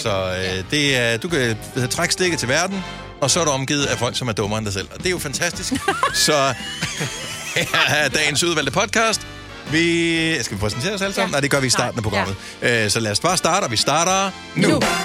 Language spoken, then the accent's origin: Danish; Denmark; also born or lived in Funen; now in Zealand, Denmark; jeg er jo fra Jylland oprindeligt